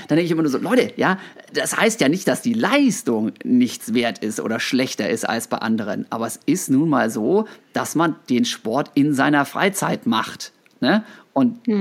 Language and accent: German; Osnabrück, Lower Saxony, Germany; moved away as an adult; also born or lived in Bochum; Osnabrück, wo ich aufgewachsen bin